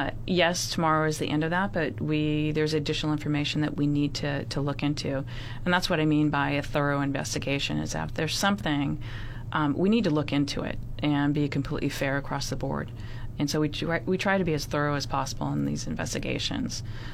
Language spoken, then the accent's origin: English; San Francisco, California, United States; I come from San Francisco. I know nothing about, you know, any of this group of people.